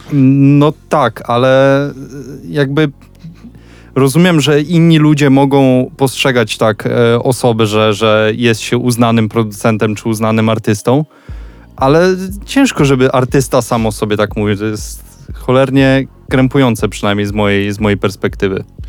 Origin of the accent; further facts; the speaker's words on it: Suwałki, Podlaskie Voivodeship, Poland; moved away as an adult; urodziłem się, myślę, w Suwałkach, a nie nigdzie indziej